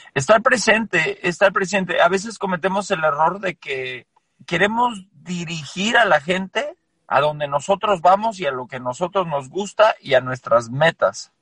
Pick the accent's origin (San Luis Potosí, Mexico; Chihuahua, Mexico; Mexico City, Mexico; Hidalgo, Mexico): Mexico City, Mexico; moved away as an adult; also born or lived in Colorado, United States / Las Vegas, United States; now in Austin, United States; nací en la Ciudad de México, viví en la Ciudad de México hasta la prepa